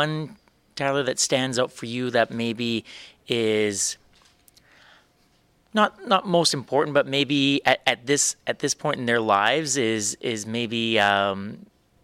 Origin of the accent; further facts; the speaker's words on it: Swift Current, Saskatchewan, Canada; That's where I grew up as well